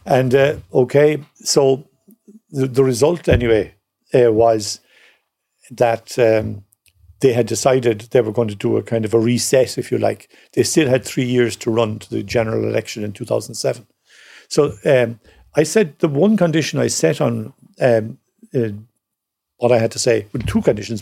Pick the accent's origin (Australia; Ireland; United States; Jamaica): Ireland; Cork, Munster; growing up in Cork